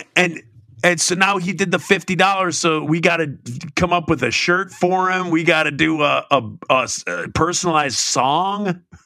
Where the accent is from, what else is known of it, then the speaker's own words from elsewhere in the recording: Michigan, United States; my hometown turf in the state of Michigan.